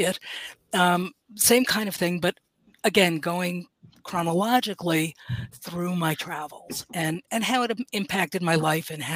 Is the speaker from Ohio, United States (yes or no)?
no; New York City, New York, United States; I grew up in Manhattan